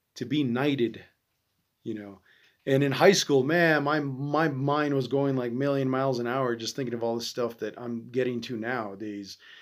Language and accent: English; United States; me being an American